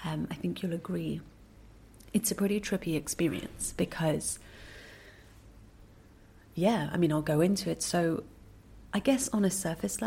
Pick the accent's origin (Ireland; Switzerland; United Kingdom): United Kingdom; also born or lived in Singapore; I spent most of my life in the UK because I went to boarding school there and went on to, go to university there and work there